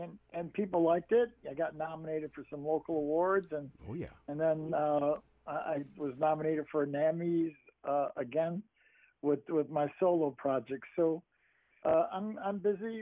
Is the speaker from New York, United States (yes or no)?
yes; Syracuse, New York, United States; I grew up on the Onondaga Nation, though, which is in Syracuse, New York